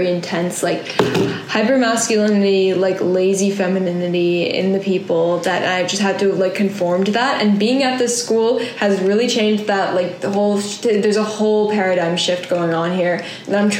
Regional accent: Boston, Massachusetts, United States; now in New York, United States; I'm from Boston. I'm from Boston

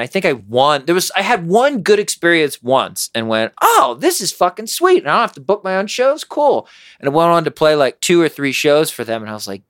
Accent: Harrisburg, Pennsylvania, United States; now in Colorado, United States; I grew up in Pennsylvania, and growing up there, there was a small music scene in Harrisburg area where I grew up

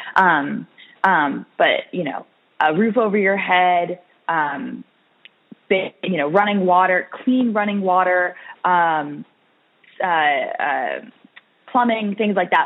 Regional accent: Orange County, California, United States; moved away as an adult; now in Washington, D.C., United States; I grew up in Orange County, California

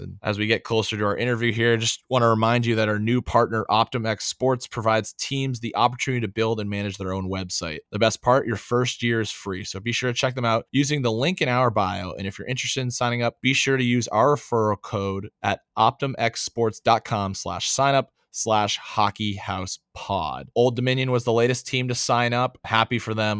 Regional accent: New Hampshire, United States; moved away; as a kid growing up in New Hampshire

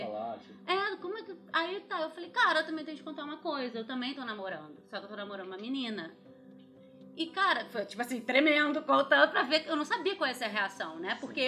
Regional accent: Rio de Janeiro, Brazil; eu sou do Rio mesmo. E minha infância foi basicamente, eu estudava no, numa escola no Rio

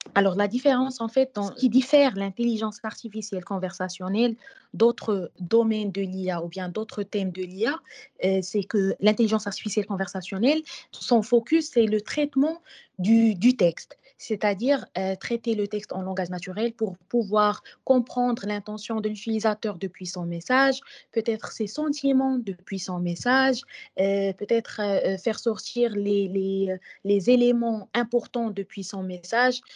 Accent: Morocco; chez nous au Maroc

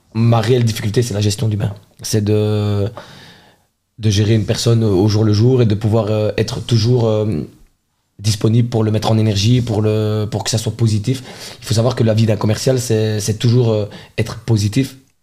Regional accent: Charleroi, Wallonia, Belgium; je suis un enfant de Charleroi

